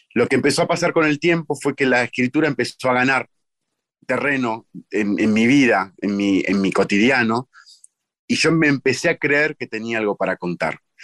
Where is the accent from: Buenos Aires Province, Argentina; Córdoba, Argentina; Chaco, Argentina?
Buenos Aires Province, Argentina; Munro; Yo nací en Munro